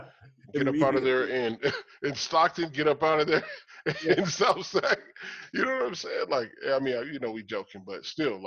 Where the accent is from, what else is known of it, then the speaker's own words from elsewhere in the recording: Cuba; I'm from Cuba.